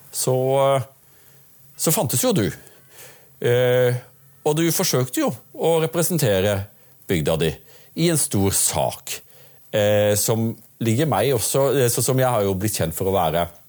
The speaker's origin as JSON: {"language": "Norwegian", "town": "Audnedal", "region": "Agder", "country": "Norway", "said": "Jeg kommer fra, fra Audnedal"}